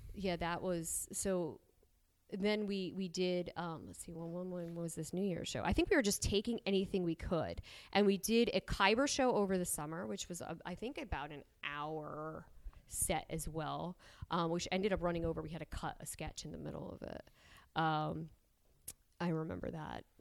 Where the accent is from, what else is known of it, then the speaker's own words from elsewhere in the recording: New Jersey, United States; moved away as an adult; also born or lived in Pennsylvania; I was from New Jersey